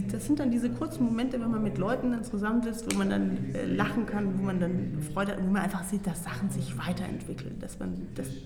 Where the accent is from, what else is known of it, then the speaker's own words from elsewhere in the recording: Baden-Württemberg, Germany; ich bin ja in Baden-Württemberg groß geworden